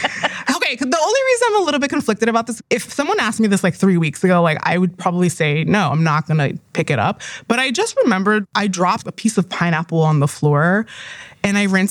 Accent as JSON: {"language": "English", "town": "New York City", "region": "New York", "country": "United States", "tie": "born or raised there", "said": "I'm from New York. I was born and raised here."}